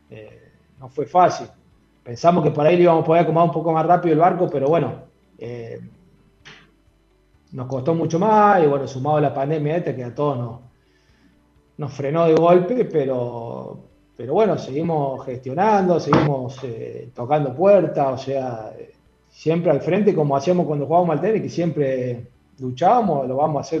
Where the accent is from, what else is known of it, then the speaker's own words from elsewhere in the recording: Argentina; sabemos cómo somos los argentinos